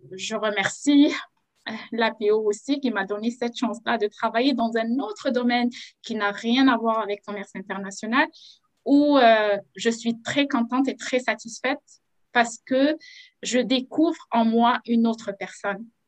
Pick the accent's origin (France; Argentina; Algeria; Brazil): Algeria; moved away as an adult; now in Quebec, Canada; je viens de l'Algérie